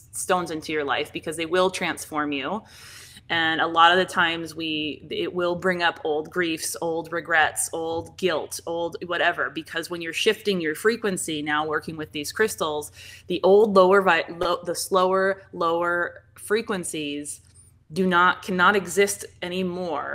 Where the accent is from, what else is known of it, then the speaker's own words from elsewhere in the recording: Seattle, Washington, United States; now in Arizona, United States; I'm from Seattle, Washington originally.